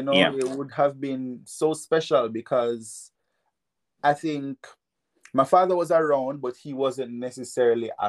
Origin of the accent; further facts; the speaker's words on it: Jamaica; moved away as an adult; now in Japan; spent 6 years there, went to Kingston College